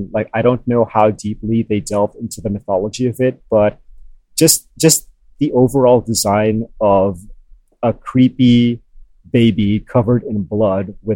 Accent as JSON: {"language": "English", "country": "Philippines", "tie": "born or raised there", "said": "I grew up in the Philippines"}